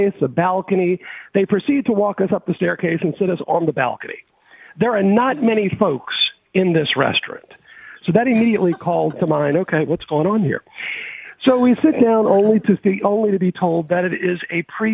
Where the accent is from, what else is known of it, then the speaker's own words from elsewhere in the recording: New Orleans, Louisiana, United States; we're from New Orleans